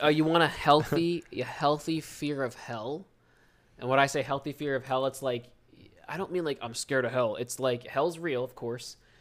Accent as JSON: {"language": "English", "region": "New Jersey", "country": "United States", "tie": "born or raised there", "accent": "South Jersey Philly accent", "said": "we're from Southern New Jersey. It's like twenty, thirty minutes outside of Philadelphia, and the Philadelphia accent, those two accents are very similar and almost the same, and I never noticed it, 'cause I was, that's what I grew up speaking"}